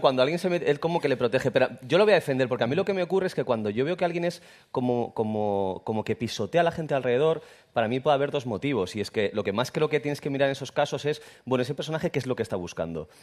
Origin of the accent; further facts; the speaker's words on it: Irún, Basque Country, Spain; yo soy de Irún, Irún no tiene gracia